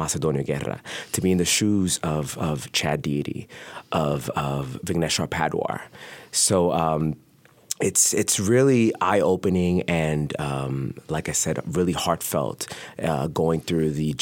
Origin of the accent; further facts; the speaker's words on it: Puerto Rico; moved away; I grew up in Puerto Rico